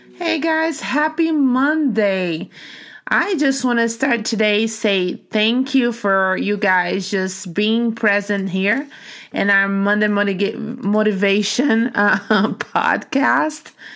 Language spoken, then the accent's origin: English; Brazil; English is a second language; now in United States; growing up in Brazil